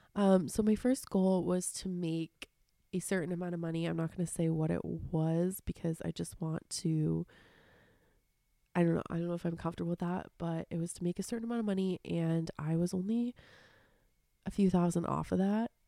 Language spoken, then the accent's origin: English; Seattle, Washington, United States; growing up in Seattle and having really dark, rainy winters